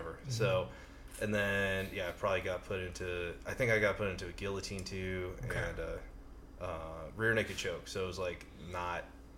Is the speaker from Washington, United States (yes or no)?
no; Pleasanton, California, United States; I was actually doing an internship in my hometown, Pleasanton, California